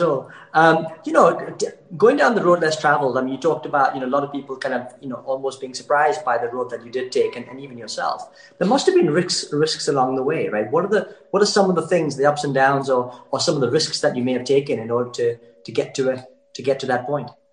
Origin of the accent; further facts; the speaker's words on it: United Kingdom; I, I, kind of grew up, I wouldn't say near Blackpool, but uh, sort of just on the borders of England and Scotland